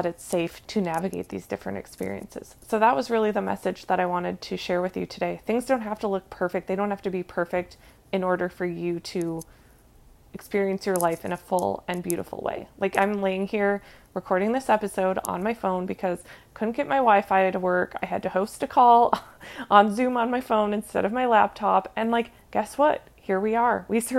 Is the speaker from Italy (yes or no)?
no; Minnesota, United States; moved away; I grew up in Minnesota. Like, I'm here now visiting for a family reunion, and one of my favorite things about growing up here